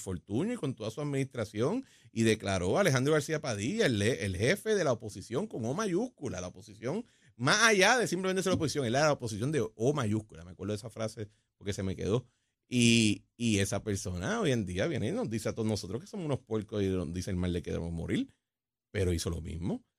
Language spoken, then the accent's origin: Spanish; Puerto Rico; como los puertorriqueños siempre hacemos